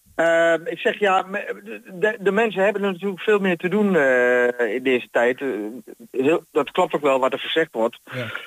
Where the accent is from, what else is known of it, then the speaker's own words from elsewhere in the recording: Almelo, Overijssel, Netherlands; moved away as an adult; now in Hengelo, Netherlands; ik ben 62. geboren in Almelo